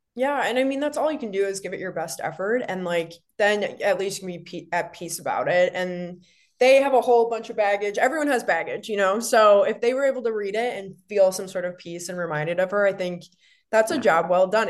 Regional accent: Wisconsin, United States; all three of us, Chris, you and me, are all from Wisconsin

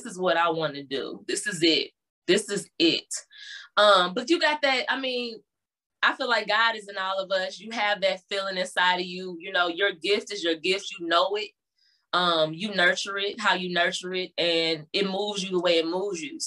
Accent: University City, Missouri, United States; also born or lived in Berkeley, Missouri; we moved to University City, and that's kind of where I spent a nice chunk of my younger years, childhood years

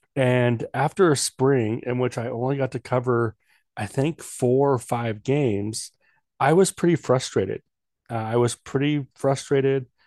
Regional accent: Washington, United States; moved away as an adult; also born or lived in Oregon; now in North Dakota, United States; I'm from the Northwest, born and raised

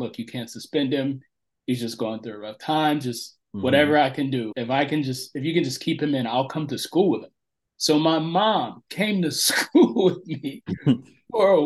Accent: Central Florida, United States; we relocated from Northern Florida to Central Florida. And we grew up in this, at that time, it was a small backwoods redneck town

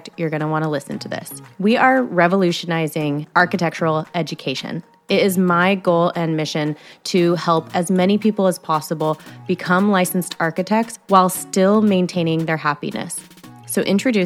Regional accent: San Diego, California, United States; moved away as an adult; also born or lived in Chico; I'm from San Diego, but I went up to Chico State

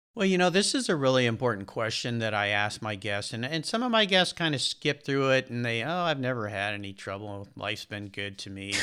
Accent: La Jolla, California, United States; I grew up in Southern California in a, a small town just north of San Diego called La Jolla, California

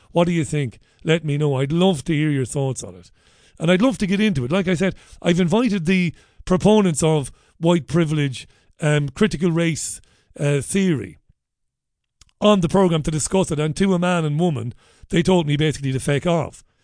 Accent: Waterford, Munster, Ireland; I grew up in Waterford City

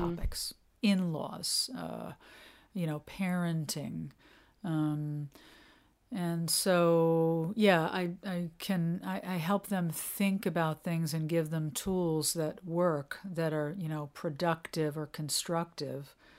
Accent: New York, United States; moved away as an adult; now in New England, United States; I'm a New Yorker. I'm not a New Englander. I mean, I you know I lived in New York till I was forty, so I consider myself a New Yorker

